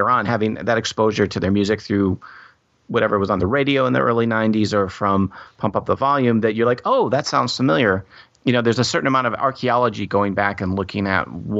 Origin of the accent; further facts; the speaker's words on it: Ann Arbor, Michigan, United States; I grew up in Ann Arbor